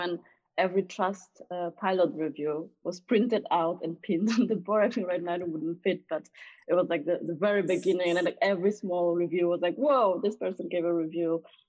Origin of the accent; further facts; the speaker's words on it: Poland; moved away as an adult; now in London, United Kingdom; So I came from Poland back then, and I was 23, coming from big organizations, from Accenture and Boston Consulting Group.